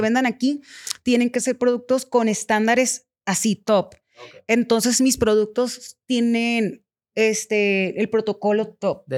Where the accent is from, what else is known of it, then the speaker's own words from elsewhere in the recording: Culiacán, Sinaloa, Mexico; soy de Culiacán, Sinaloa